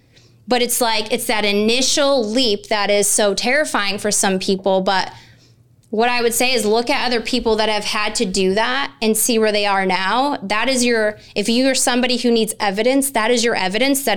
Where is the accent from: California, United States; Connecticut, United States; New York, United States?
Connecticut, United States; In my state of Connecticut, my home state where I grew up